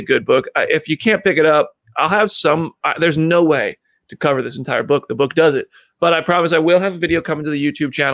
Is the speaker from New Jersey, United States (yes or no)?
yes; New Jersey, United States; I'm from New Jersey